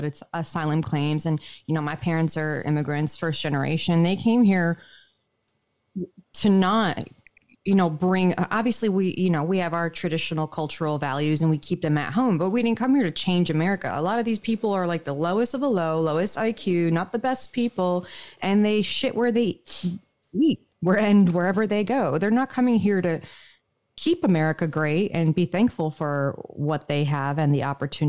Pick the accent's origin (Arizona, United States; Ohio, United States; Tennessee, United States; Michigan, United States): Michigan, United States; moved away; I grew up in Michigan, you know, part of my life.